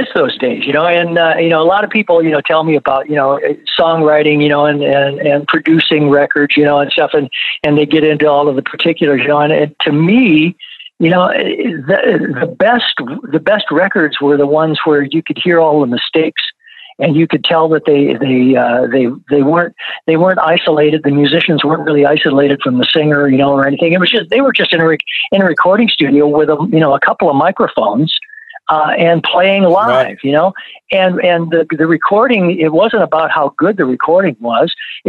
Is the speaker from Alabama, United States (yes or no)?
no; Flint, Michigan, United States; for me growing up in Flint, you know, R&B was it, right.